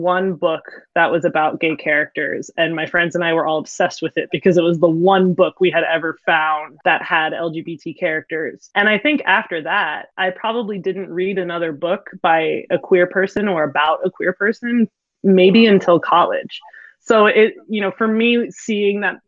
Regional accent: Philadelphia, Pennsylvania, United States; a teacher from Philadelphia. I've lived here my whole life

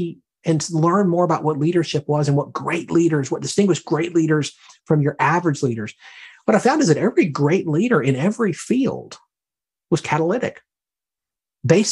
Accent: Birmingham, Alabama, United States; now in Herndon, Virginia, United States; I'm from Alabama originally, from Birmingham.

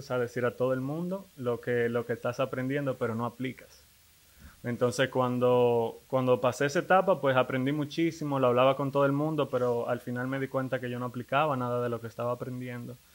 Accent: Dominican Republic; Soy, eh, soy dominicano.

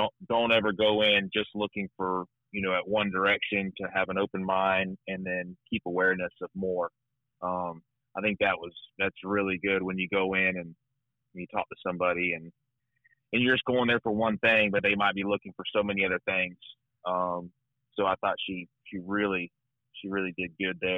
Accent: Arcadia, Florida, United States; now in Sarasota, United States; I'm originally from Arcadia, Florida

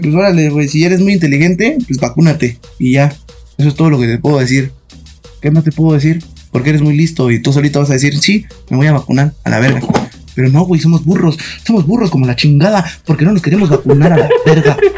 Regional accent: Mexico; somos mexicanos

